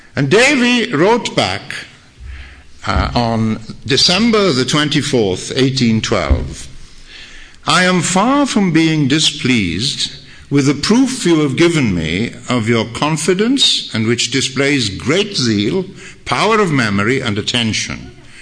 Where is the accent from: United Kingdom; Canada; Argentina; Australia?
United Kingdom; Wales; I'm a Welshman